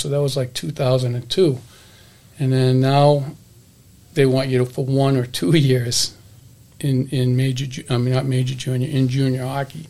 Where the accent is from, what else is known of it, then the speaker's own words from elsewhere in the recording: Hudson, Massachusetts, United States; growing up in Hudson, Mass, it was a it was a hockey town